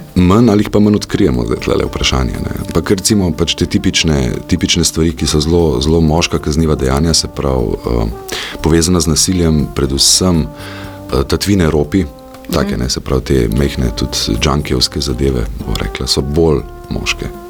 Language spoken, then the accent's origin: Slovenian; Slovenia; Slovenci smo